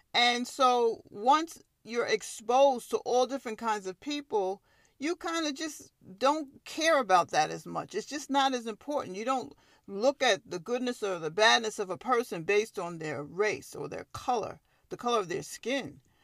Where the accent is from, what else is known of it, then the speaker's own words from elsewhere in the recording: Long Island, New York, United States; I'm a native New Yorker. I was born and raised on Long Island